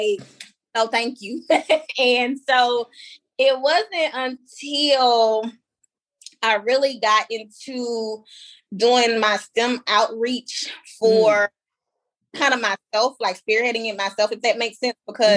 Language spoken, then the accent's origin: English; Baton Rouge, Louisiana, United States; a pageant director in my hometown of Baton Rouge